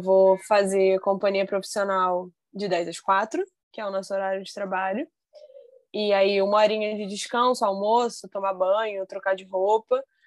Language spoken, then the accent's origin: Portuguese; Brazil; eu vou ser bailarina no meu país